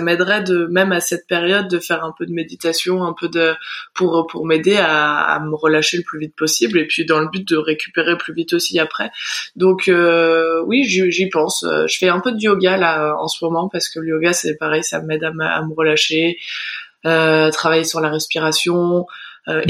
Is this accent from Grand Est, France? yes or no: no; Val Thorens, Auvergne-Rhône-Alpes, France; en grandissant à Val Thorens, on est assez vite mmh. dirigé vers les sports de glisse